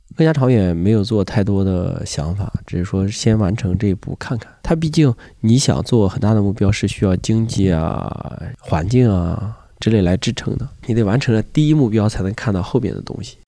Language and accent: Chinese; Shandong, China; 我们山东人讲话就是撑不开了